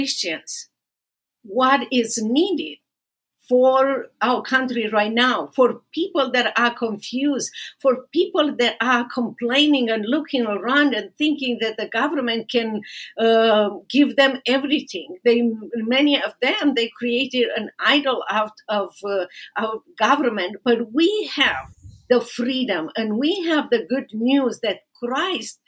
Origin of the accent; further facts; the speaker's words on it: Romania; English is a second language; moved away as an adult; now in Dallas, United States; my own experience in socialist communist Romania here in America, started with empty hands when I came to America, empty-handed